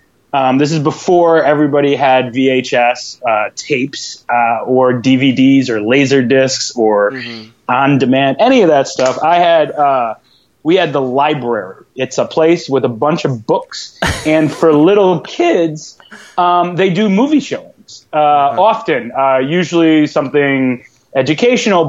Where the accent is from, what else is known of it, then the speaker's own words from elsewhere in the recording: East Lansing, Michigan, United States; moved away as an adult; now in Brooklyn, United States; born and raised in East Lansing